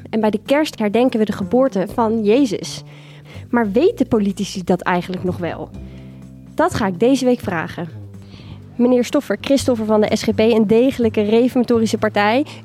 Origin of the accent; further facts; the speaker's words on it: Veenendaal, Utrecht, Netherlands; Nou ja, ik ben eh, opgegroeid in Veenendaal. Daar ga ik ook kerst vieren. En dat is natuurlijk eh, een gebied waar veel mensen gelovig zijn.